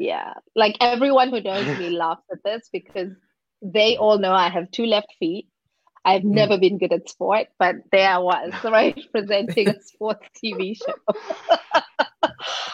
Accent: South Africa; moved away as an adult; now in Amsterdam, Netherlands; I am a South African, and that's a very unique place to grow up.

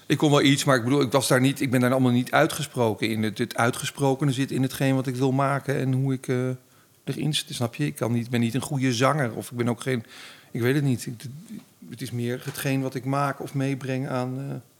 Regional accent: Baarn, Utrecht, Netherlands; ik kom uit Baren, dus zo'n keurig Goois dorp

